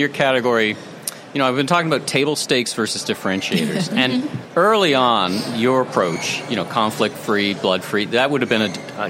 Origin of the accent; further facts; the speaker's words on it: Toronto, Ontario, Canada; I'm from Toronto.